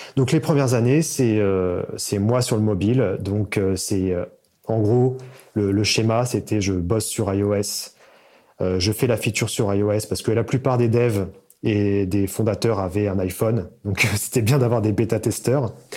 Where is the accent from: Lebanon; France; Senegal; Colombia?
France; Seine-et-Marne, Île-de-France; Je viens de Paris, en fait, de Seine-et-Marne